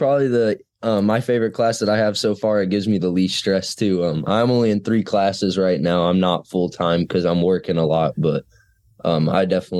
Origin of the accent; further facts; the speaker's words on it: Clinton, Illinois, United States; also born or lived in Bloomington, Illinois; I was born in Bloomington, Illinois, and I grew up in Clinton, Illinois. I went to Clinton High School